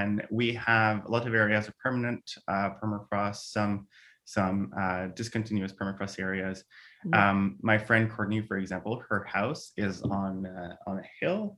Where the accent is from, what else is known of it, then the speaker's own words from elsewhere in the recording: Montreal, Quebec, Canada; first language French; English is a second language; moved away as an adult; I'm from Montreal